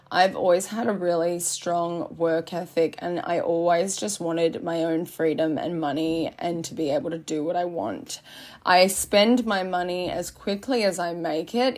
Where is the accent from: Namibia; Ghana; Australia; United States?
Australia; Byron Bay, New South Wales; I'm born and raised in Byron